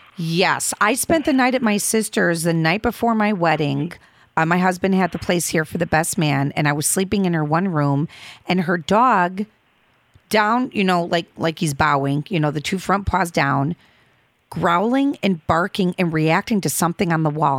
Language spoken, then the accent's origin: English; Chicago, Illinois, United States; I'm from the Midway Airport